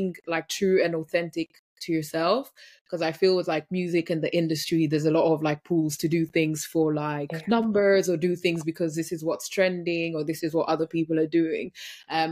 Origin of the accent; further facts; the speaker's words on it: Kenya; I grew up in Kenya